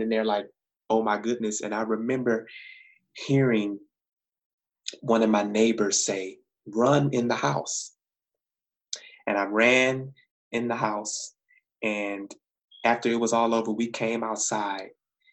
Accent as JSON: {"language": "English", "town": "Saginaw", "region": "Michigan", "country": "United States", "tie": "born or raised there", "moved": "as an adult", "lives_now": "Ypsilanti, United States", "said": "I grew up in Saginaw"}